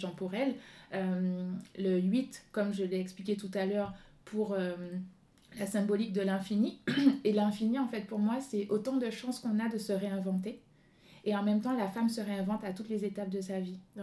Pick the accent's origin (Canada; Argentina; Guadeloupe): Guadeloupe; moved away; fille du soleil, je viens de la Guadeloupe